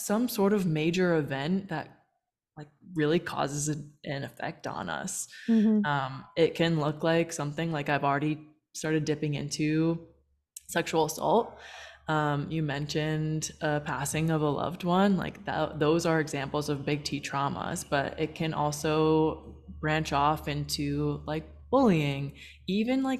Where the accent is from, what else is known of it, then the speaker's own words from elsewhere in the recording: United States; now in Puerto Vallarta, Mexico; I'm from the States, and I'm now based in Puerto Vallarta.